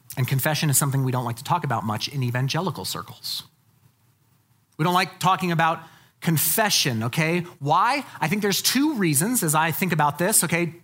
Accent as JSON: {"language": "English", "country": "United States", "said": "as American evangelicals"}